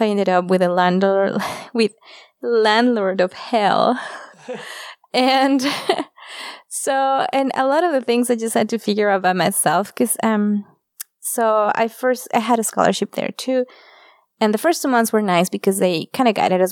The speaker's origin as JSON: {"language": "English", "country": "Mexico", "also_born_or_lived": "Japan / Germany", "moved": "as an adult", "said": "I'm come from Mexico, and Mexico, like, families are really close to each other."}